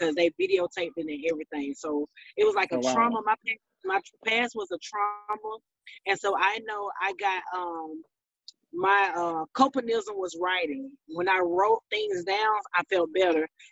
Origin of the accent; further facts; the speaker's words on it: Thomson, Georgia, United States; now in Atlanta, United States; I'm from Georgia, Thompson, Georgia. It's a small town in Georgia, but right now I live in Atlanta, Georgia